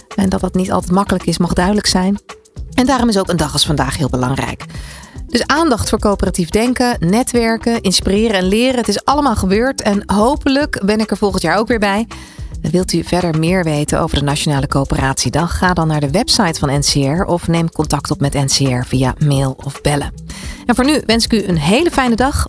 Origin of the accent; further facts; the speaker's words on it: Netherlands; we zijn erg geneigd als Nederlanders